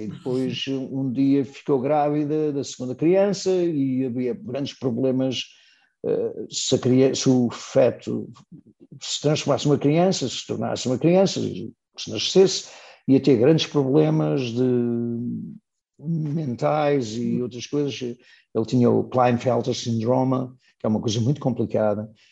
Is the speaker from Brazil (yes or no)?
no; Matosinhos, Norte, Portugal; moved away as an adult; now in United States; de Matosinhos, onde estou neste momento, que é a minha terra